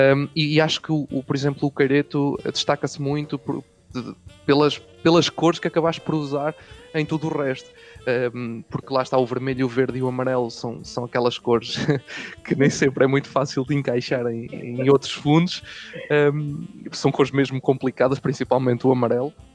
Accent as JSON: {"language": "Portuguese", "town": "Coimbra", "region": "Centro", "country": "Portugal", "said": "eu não sou do Norte, sou do Centro, sou de Coimbra."}